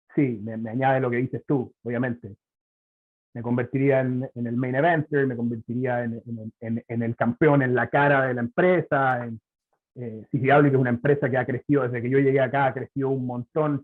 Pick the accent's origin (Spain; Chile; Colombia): Chile; moved away as an adult; now in Puerto Rico; soy de Chile también.